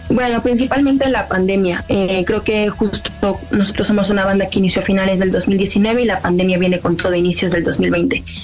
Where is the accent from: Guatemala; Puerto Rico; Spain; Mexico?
Mexico; first language Spanish; Somos una banda mexicana